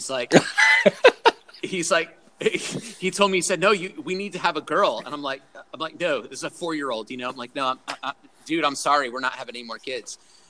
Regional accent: Pennsylvania, United States; moved away; the mall in my hometown in Pennsylvania

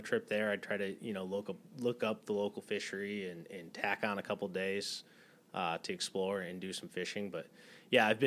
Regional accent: Michigan, United States; moved away as an adult; also born or lived in Arizona; now in San Diego, United States; So born and raised in Michigan. Grew up like on the lakes there, literally grew up on one of the inland lakes

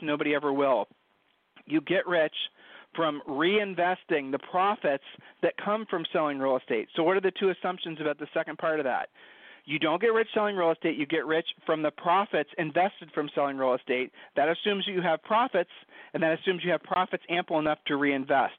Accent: Ohio, United States; we're from Ohio

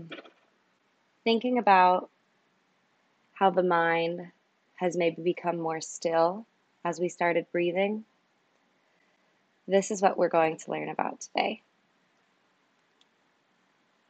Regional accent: near Los Angeles, Southern California, United States; now in New York, United States; I'm originally from Southern California. So I grew up in a little town called Gore Hills, right outside of LA, still kind of in LA County though

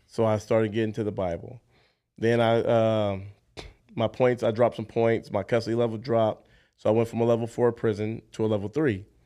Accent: Los Angeles, California, United States; also born or lived in Jackson, Mississippi; Moved to Los Angeles, California. So raised in Los Angeles. So L A is where I call home

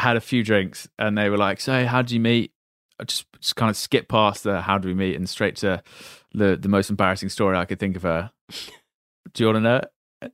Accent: Reading, South East England, United Kingdom; I'm from Reading

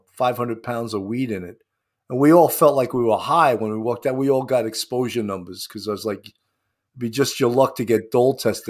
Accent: Levittown, New York, United States; I grew up in Levittown.

